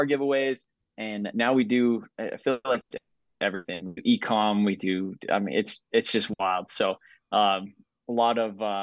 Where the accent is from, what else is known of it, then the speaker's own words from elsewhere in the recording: Southern Colorado, United States; I'm from Southern Colorado